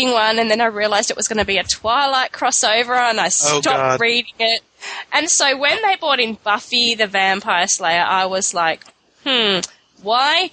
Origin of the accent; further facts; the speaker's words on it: Australia; I'm from Australia